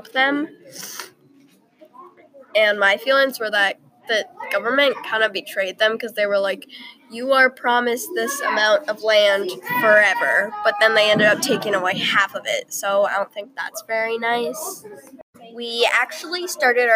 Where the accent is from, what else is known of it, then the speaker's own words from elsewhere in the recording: Minnesota, United States; I'm from Minnesota